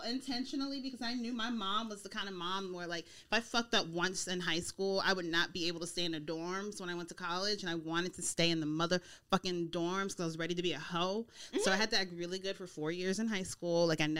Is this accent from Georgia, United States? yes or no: yes; Snellville, Georgia, United States; also born or lived in Mississippi; now in California, United States; I'm from Georgia. Mm-hmm. So I was born in Mississippi, but I grew up in Georgia and Mississippi-ish. I'm a Southern girl. And so I went to college in Georgia, Georgia State University. And I grew up in Snellville, went to South Gwinnett High School.